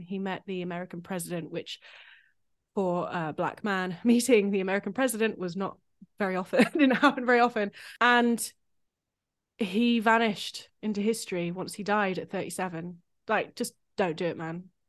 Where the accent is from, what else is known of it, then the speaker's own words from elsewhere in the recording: United Kingdom; as a British composer